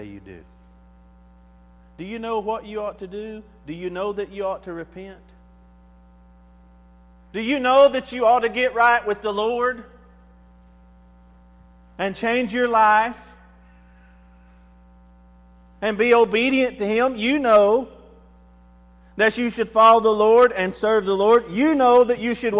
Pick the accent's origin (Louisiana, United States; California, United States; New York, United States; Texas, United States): Texas, United States; Allison; moved away; where I grew up in Allison, Texas